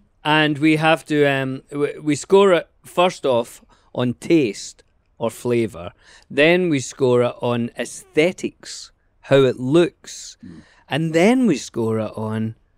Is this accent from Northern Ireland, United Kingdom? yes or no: no; Glasgow, Scotland, United Kingdom; moved away; I grew up in the Schemes in Glasgow.